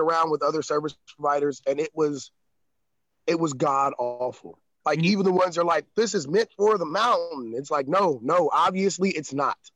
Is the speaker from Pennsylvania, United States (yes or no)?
no; Atlanta, Georgia, United States; also born or lived in Chicago; now in Tennessee, United States; I'm from the South. I'm from Atlanta, Georgia